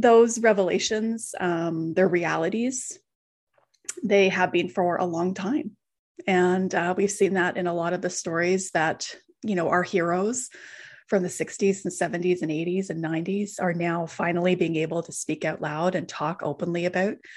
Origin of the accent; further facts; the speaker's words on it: Canadian Prairies, Canada; I'm a Canadian Prairie kid.